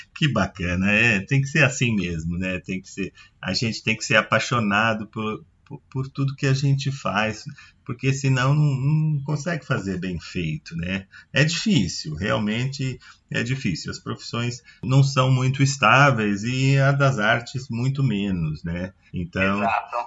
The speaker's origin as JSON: {"language": "Portuguese", "country": "Brazil", "said": "a gente é brasileiro"}